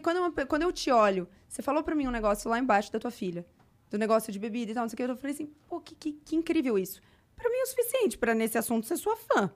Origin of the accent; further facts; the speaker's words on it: São José do Rio Preto, São Paulo, Brazil; moved away; eu fui pra Rio Preto, que eu sou de Rio Preto, fui visitar minha família